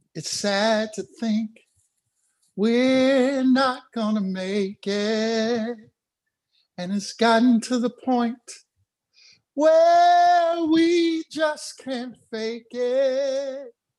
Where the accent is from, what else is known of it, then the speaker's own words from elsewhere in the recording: Inglewood, California, United States; I was from Inglewood.